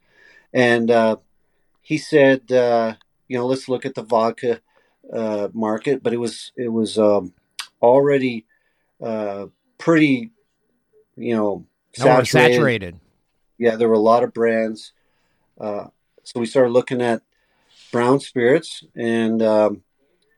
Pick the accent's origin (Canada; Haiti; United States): Canada; what we grew up on here in Canada